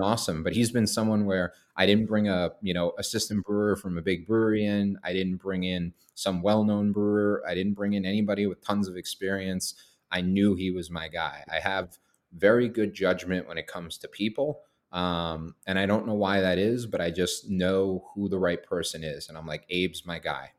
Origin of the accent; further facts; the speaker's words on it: Boston, Massachusetts, United States; moved away as an adult; now in Maine, United States; I'm born and raised in Boston